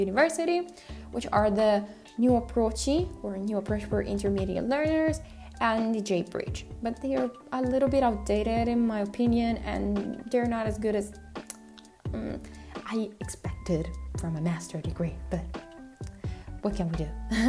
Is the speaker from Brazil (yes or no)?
no; Japan; accent: Japanese; English is a second language; my accent, because I think it's pretty Japanese when I speak Korean, and many other friends are telling me this every time I speak Korean with them